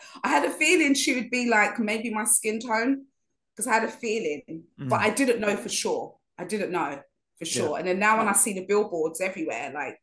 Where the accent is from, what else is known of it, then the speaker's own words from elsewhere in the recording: London, United Kingdom; accent: inner city London; I kept on mixing up my THs with my Vs and things like that, like you do in London, like inner city London.